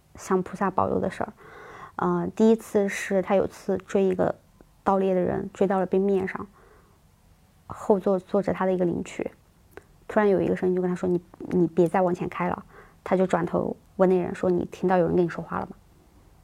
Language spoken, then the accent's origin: Chinese; Sichuan, China; accent: Sichuanese; moved away; 我们四川话叫无事包金